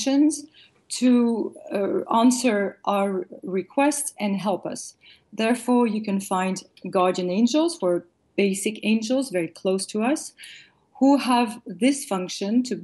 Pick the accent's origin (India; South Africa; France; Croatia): France; raised, born and raised in France